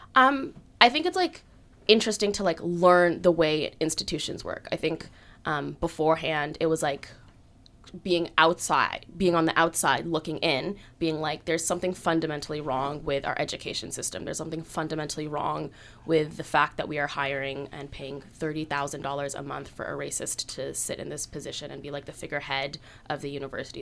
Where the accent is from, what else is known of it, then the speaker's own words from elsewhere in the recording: Halifax, Nova Scotia, Canada; was born and raised in Halifax